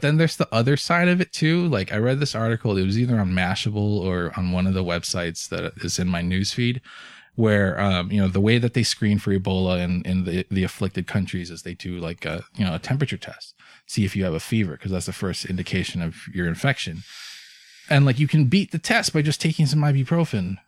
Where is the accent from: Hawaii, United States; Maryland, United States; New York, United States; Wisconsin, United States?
Hawaii, United States; moved away; I'm originally from Hawaii